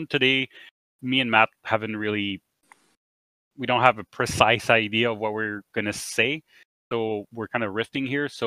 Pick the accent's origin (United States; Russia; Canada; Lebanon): Canada; We're Canadian